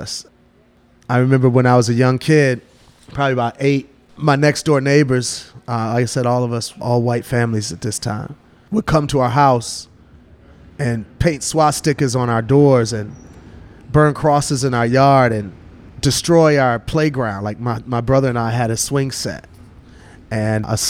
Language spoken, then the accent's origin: English; Milwaukee, Wisconsin, United States; I grew up in Milwaukee, Wisconsin, very divided city racially